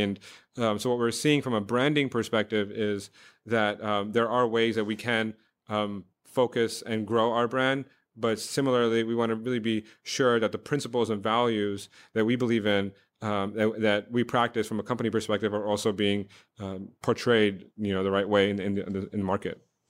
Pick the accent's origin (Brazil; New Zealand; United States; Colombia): United States; New York; also born or lived in Oxford / India; I grew up in New York